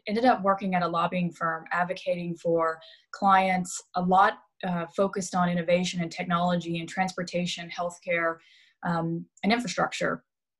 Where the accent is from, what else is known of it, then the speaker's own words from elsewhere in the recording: Mobile, Alabama, United States; moved away as an adult; also born or lived in Washington, D.C.; now in Houston, United States; I was born and raised in Mobile, Alabama. I grew up the eldest child to a single mother of three